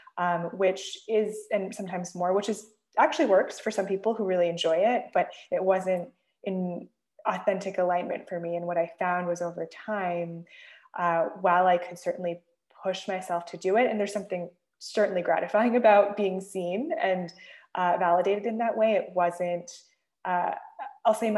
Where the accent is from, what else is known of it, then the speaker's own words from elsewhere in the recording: the Bay Area, California, United States; I grew up in the Bay Area